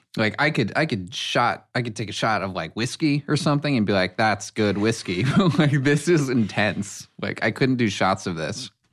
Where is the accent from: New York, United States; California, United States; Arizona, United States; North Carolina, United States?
New York, United States; also born or lived in Brooklyn / Connecticut; now in Los Angeles, United States; I grew up in New York, then moved to Connecticut, went to college for acting, and moved out to L A on my own